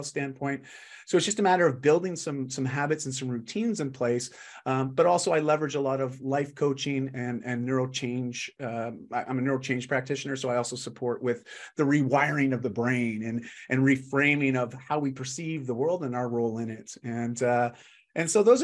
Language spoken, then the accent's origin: English; Canada; I'm just Canadian